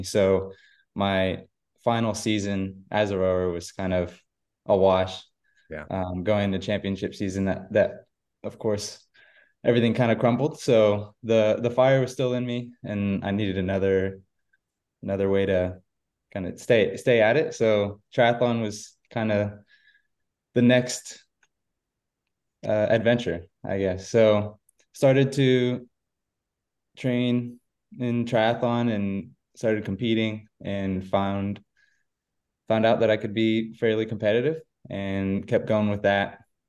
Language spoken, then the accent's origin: English; Florida, United States; So I'm originally from Central Florida, born and raised here.